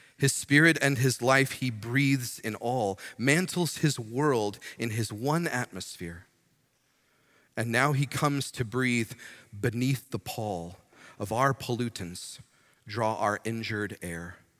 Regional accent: United States

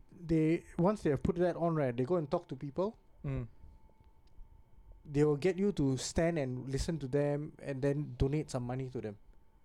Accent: Singapore; I'm a Singaporean.

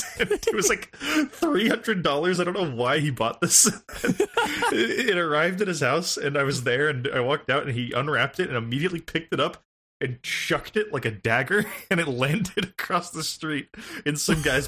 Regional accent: United States; we're American

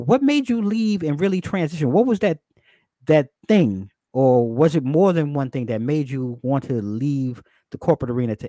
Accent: New York, United States; so I came from New York.

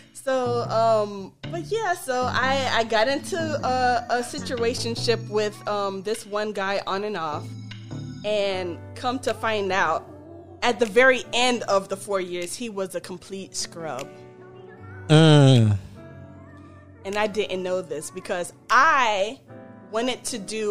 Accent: Miami, Florida, United States; also born or lived in Orlando, Florida; I'm from Dade County

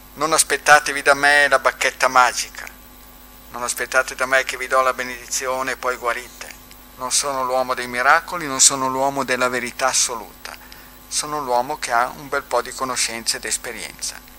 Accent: Bobbio, Emilia-Romagna, Italy; sono di Bobbio

